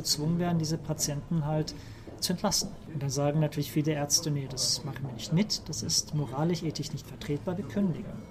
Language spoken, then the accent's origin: German; Germany; moved away as an adult; also born or lived in Trollhättan, Sweden; now in Sweden; als Deutscher